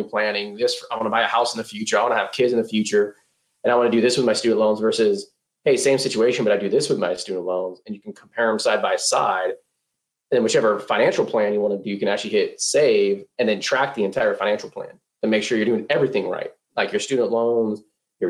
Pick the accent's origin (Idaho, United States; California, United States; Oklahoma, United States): California, United States; Northern; moved away as an adult; now in Texas, United States; growing up in Northern California